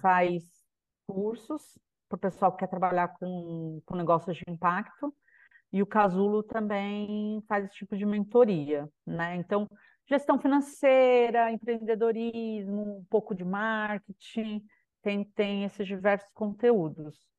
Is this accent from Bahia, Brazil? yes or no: no; São Paulo, Brazil; moved away as an adult; now in Macaé, Brazil; sou de São Paulo, né, mas atualmente estou morando aqui em Macaé, no Rio de Janeiro